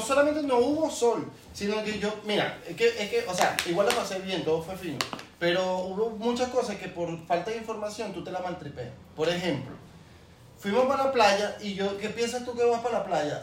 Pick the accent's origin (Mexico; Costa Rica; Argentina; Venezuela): Venezuela; moved away as an adult; nosotros somos de Venezuela